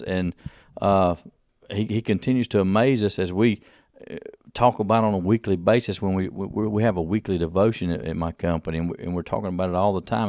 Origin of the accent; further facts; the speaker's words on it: United States; I'm just an American businessman here